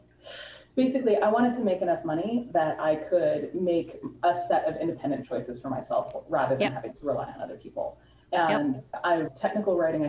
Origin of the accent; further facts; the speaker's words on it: Bay Area, California, United States; born and raised in the Bay Area